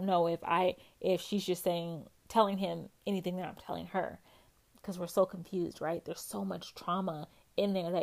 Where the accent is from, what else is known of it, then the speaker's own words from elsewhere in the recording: West Coast, United States; moved away; I'm from the West Coast and I moved to the East Coast, and I used to fly back and forth home.